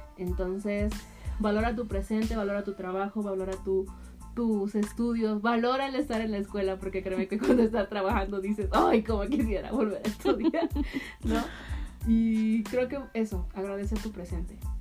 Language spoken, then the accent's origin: Spanish; Veracruz, Mexico; moved away as an adult; now in Querétaro, Mexico; de donde soy, en Veracruz